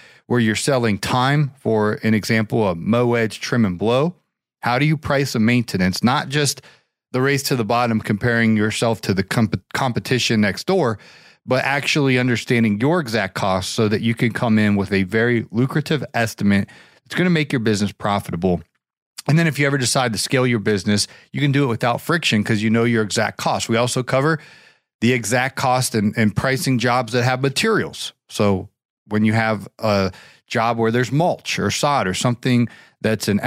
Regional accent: Ohio, United States; in my home state, the Buckeye State, Ohio

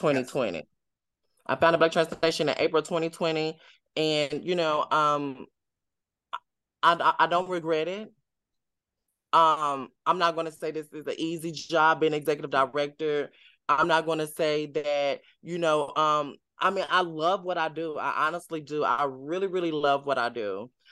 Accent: Tennessee, United States; I'm from the south, I'm from Tennessee

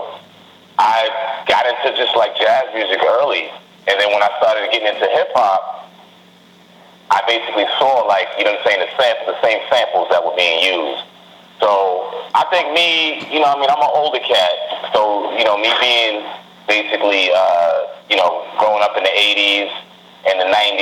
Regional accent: New York City, New York, United States; also born or lived in Brooklyn, New York; I'm from New York, man. I'm from the Rotten Apple. Was born and raised in Queens.

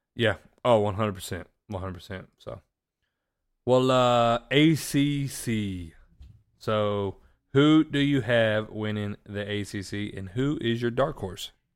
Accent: Florida, United States; I got to go to my home state of Florida

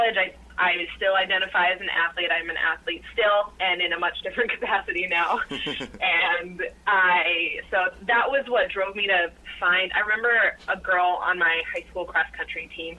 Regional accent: Colorado, United States; moved away as an adult; now in Minnesota, United States; I was born and raised in Colorado

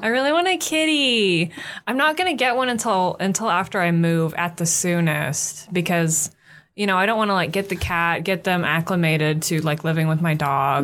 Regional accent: United States; We're American

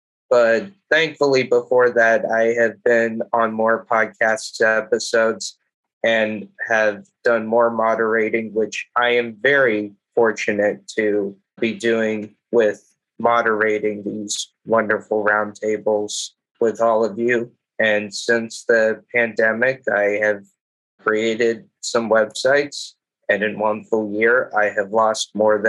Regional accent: Los Angeles, California, United States; also born or lived in Queens, New York City; now in New York City, United States; born and raised in Los Angeles, now live in Queens, New York City.

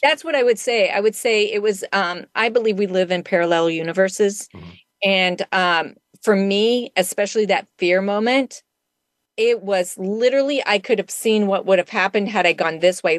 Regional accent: Wyoming, United States; moved away; I grew up in Wyoming uh, for part of my life

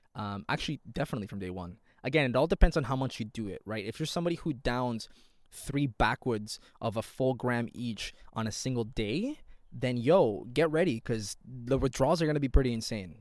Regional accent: Toronto, Ontario, Canada; I'm from Toronto, Ontario, Canada

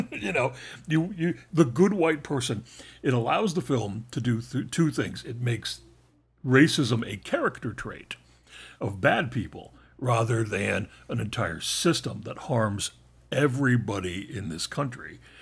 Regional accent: Northeast of the United States, United States; I was raised in the Northeast of the Uni, of the United States

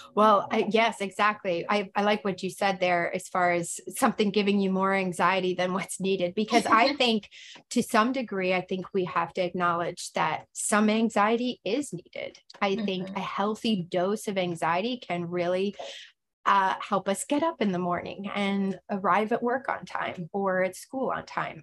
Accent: Pennsylvania, United States; moved away as an adult; also born or lived in Stockton, California; I grew up in Pennsylvania as a home missionary kid

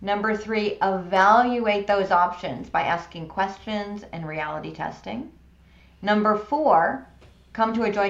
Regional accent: Buffalo, New York, United States; moved away; I grew up in Buffalo

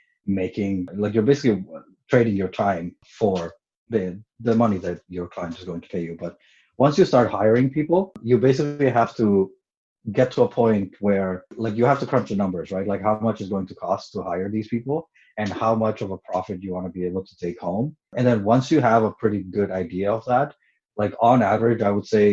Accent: Montreal, Quebec, Canada; moved away as an adult; now in Toronto, Canada; I moved to Toronto January 2017. I'm originally from Montreal

